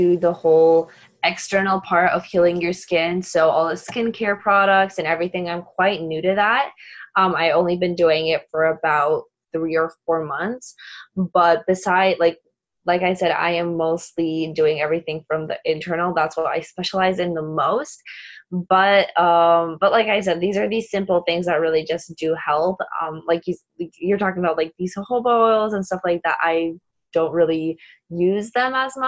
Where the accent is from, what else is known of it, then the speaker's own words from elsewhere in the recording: Poland; I'm actually Polish, so I'm from Poland. I live in Poland